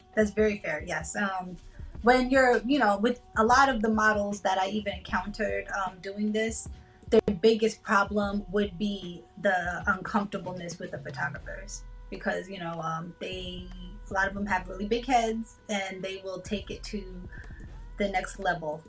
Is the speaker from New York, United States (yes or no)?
no; New Haven, Connecticut, United States; also born or lived in California; now in Tampa, United States; I'm originally from New Haven, Connecticut.